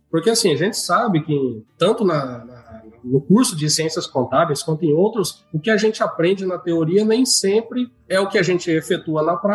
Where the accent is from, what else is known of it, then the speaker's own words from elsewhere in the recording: São Miguel do Oeste, Santa Catarina, Brazil; born there; now in Campo Novo, Brazil; eu nasci em São Miguel do Oeste, lá em Santa Catarina.